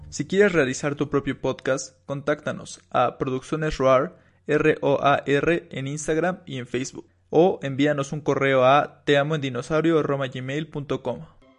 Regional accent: Mexico; porque somos mexicanos

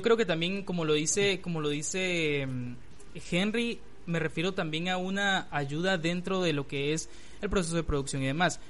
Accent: Guatemala; en mi país

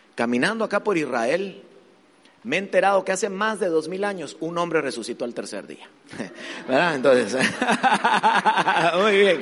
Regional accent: Guatemala; soy de Guatemala

